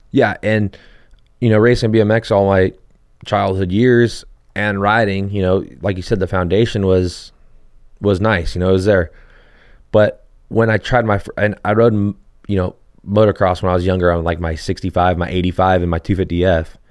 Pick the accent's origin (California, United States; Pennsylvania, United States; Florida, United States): California, United States; Hesperia; I grew up in Hesperia and there's like the, a small little area where you can ride